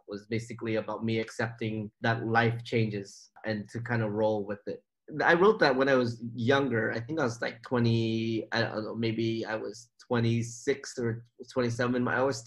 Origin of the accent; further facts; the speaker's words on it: about an hour from Oakland, California, United States; now in Oakland, United States; all my life, I've lived in this place. I knew everybody, and everybody knew me